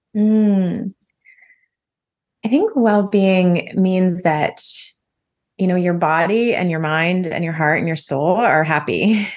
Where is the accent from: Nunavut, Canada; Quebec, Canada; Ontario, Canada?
Ontario, Canada; close to Toronto; moved away as an adult; also born or lived in Calgary, Alberta; now in Nosara, Costa Rica; I'm Canadian. I grew up in close to Toronto, um, Ontario, and then spent a number of years living in Calgary, Alberta